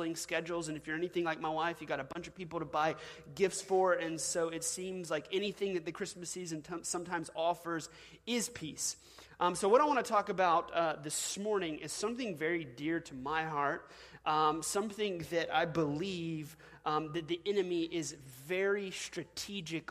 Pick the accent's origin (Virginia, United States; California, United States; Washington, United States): Washington, United States; now in Louisiana, United States; I was originally born in Washington State.